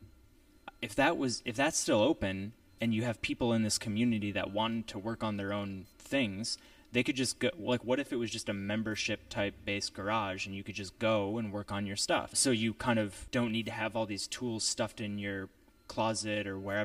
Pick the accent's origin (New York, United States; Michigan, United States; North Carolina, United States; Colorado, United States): New York, United States; Rochester; moved away; I'm from Rochester.